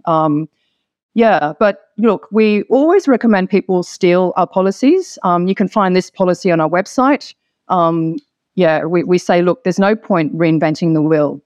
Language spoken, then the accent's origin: English; Hong Kong; moved away as an adult; now in Sydney, Australia; I'm originally from Hong Kong, of mixed race Hong Kong Chinese and Anglo background